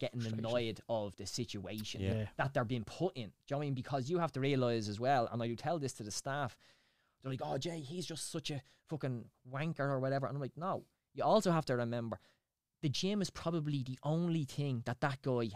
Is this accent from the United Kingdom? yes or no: no; Dublin, Leinster, Ireland; I grew up in Talla. Went to school in St. Mark's.